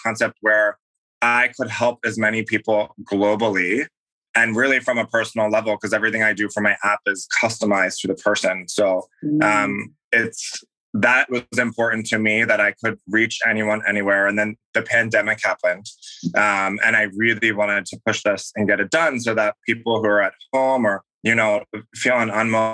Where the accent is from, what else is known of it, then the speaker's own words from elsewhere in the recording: Philadelphia, Pennsylvania, United States; I grew up in Philadelphia